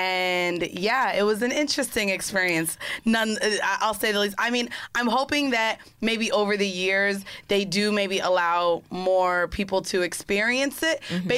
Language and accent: English; Orlando, Florida, United States; I'm from Florida.